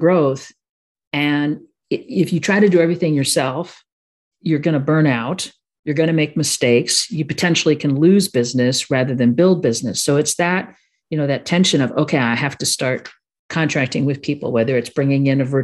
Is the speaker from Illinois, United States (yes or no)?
yes; Chicago, Illinois, United States; I am a Sicilian from Chicago